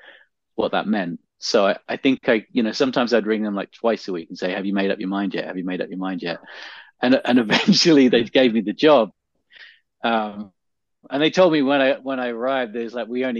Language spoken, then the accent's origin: English; England, United Kingdom; moved away; I grew up in England